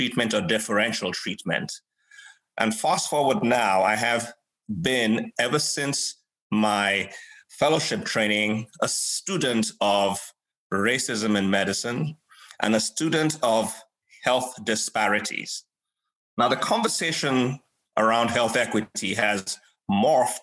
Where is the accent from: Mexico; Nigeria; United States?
Nigeria; moved away; Nigeria, my home country